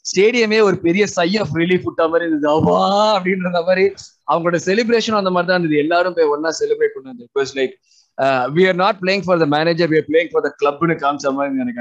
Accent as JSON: {"language": "Tamil", "town": "Madurai", "region": "Tamil Nadu", "country": "India", "said": "நானும் மதுரக்காரன் தானா"}